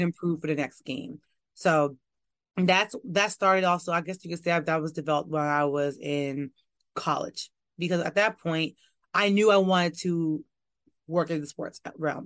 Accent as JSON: {"language": "English", "region": "New York", "country": "United States", "tie": "born or raised there", "also_born_or_lived": "Louisiana", "moved": "as an adult", "lives_now": "Washington, D.C., United States", "said": "I am from New York. I am a New York girl born and raised."}